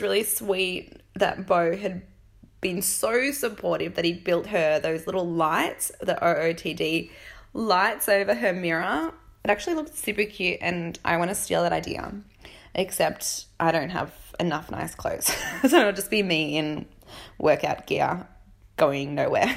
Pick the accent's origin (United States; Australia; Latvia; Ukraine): Australia; accent: Australian valley girl; I'm Australian